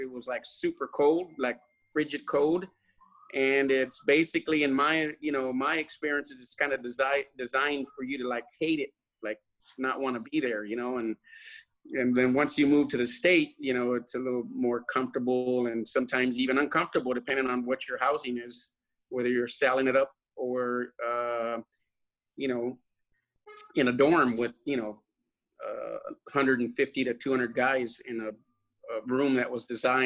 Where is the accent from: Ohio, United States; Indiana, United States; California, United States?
California, United States; Lynwood; I was from Linwood, right, which is right next to Compton and Watts.